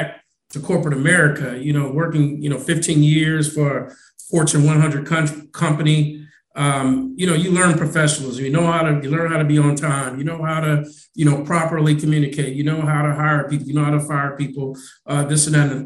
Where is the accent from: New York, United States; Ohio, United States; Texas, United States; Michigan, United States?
Michigan, United States; Detroit; now in Houston, United States; I'm originally from Detroit